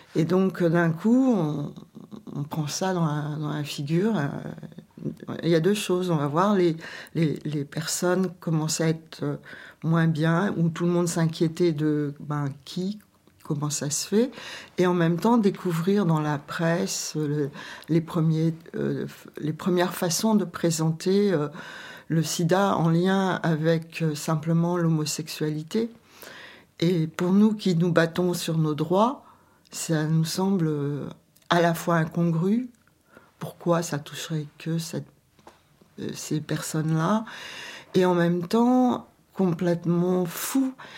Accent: Quimper, Brittany, France; moved away as an adult; also born or lived in Paris; toutes deux, on vient de Quimper

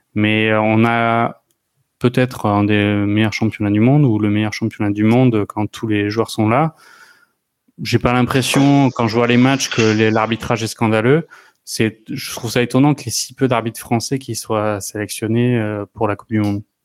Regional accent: France; en tant que Français

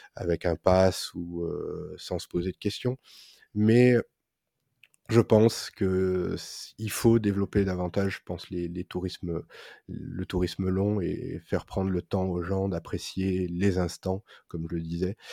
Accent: France; en tant que Français

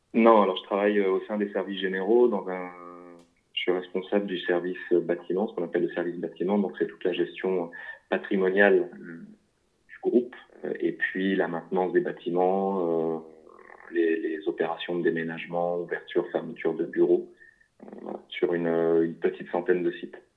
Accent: Lille, Hauts-de-France, France; je suis originaire du nord de la France, de Lille

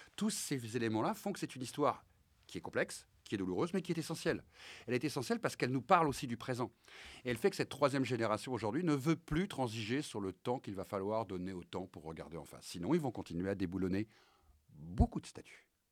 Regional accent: France; un petit blanc, né euh, dans les quartiers populaires, dont les origines sont bretonnes

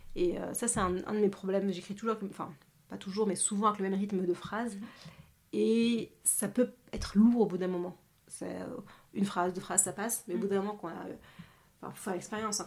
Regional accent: France; je suis née ici, j'ai grandi ici en France

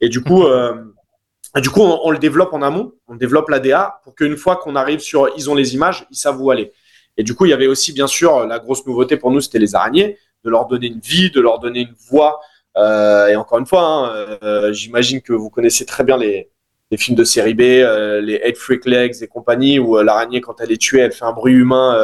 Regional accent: Noisy, Île-de-France, France; j'ai grandi à Noisy

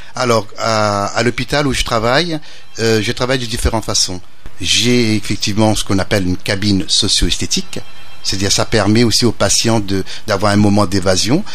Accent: Réunion; moved away; also born or lived in Metropolitan France; en tant que natif de l'île de la Réunion, je suis réunionnais, mais j'ai vécu en métropole et je suis revenu

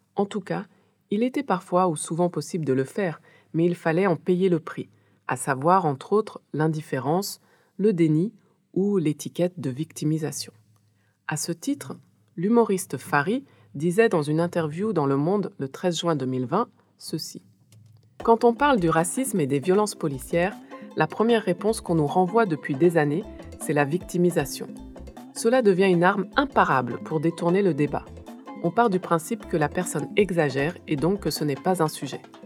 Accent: France; moved away as an adult; also born or lived in Haiti; now in West Africa; je suis née et j'ai grandi en France

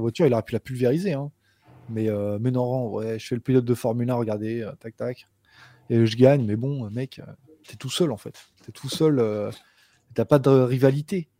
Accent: Rouen, Normandy, France; je suis de Rouen

